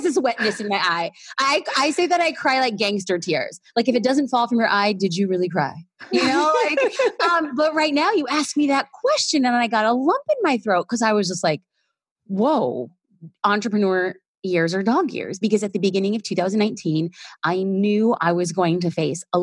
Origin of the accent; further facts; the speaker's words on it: Los Angeles, California, United States; I'm an LA girl.